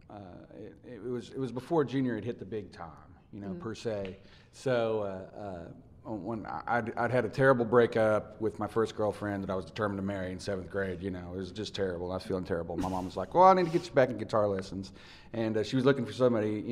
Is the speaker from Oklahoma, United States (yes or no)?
yes; Inola, Oklahoma, United States; also born or lived in Tulsa, Oklahoma; I was born and I was raised in a little small town called Inola outside of Tulsa